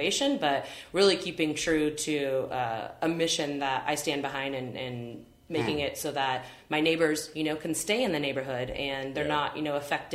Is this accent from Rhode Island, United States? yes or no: no; Fresno, California, United States; moved away as an adult; also born or lived in New York / San Francisco; I'm from Fresno